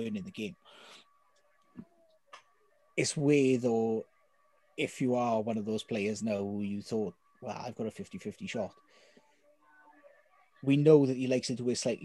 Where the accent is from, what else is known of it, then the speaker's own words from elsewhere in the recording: Wales, United Kingdom; as a Welsh fan